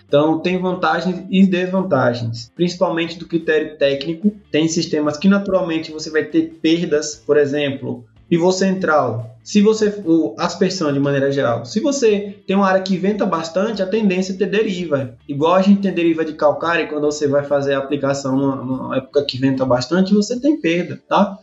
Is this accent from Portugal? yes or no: no; Pedrinhas, Sergipe, Brazil; moved away; also born or lived in Simão Dias, Sergipe / Bahia; Eu sou, sou natural da cidade de Pedrinhas, né? Eu nasci lá mesmo, Pedrinhas, região centro-sul do estado de Sergipe